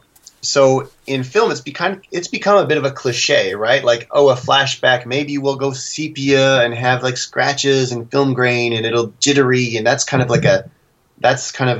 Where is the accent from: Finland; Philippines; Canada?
Canada; as a Canadian